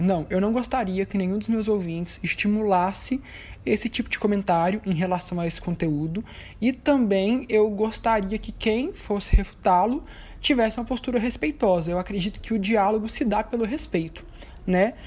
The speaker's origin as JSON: {"language": "Portuguese", "town": "Anápolis", "region": "Goiás", "country": "Brazil", "said": "eu tenho 26 anos, eu sou de Anápolis, Goiás"}